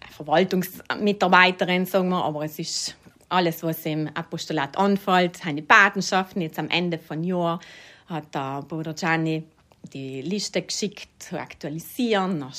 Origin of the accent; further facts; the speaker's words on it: St. Pauls, Trentino-Alto Adige, Italy; now in Bolzano, Italy; Ich komme aus St. Pauls im Überritt. Ich komme von einer landwirtschaftlichen Familie. Also wir haben noch einen Obst- und Weinbau gehabt und jetzt wohne ich in Gries